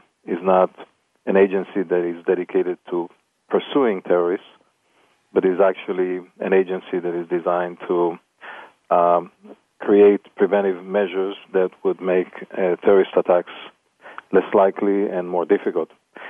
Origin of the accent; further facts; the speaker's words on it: Israel; moved away as an adult; now in Los Angeles, United States; being born in Israel.